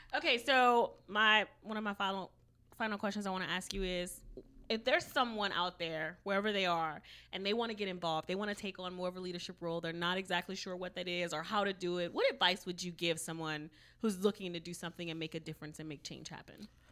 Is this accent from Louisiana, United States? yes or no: yes; Cajun country, Louisiana, United States; I'm from Cajun country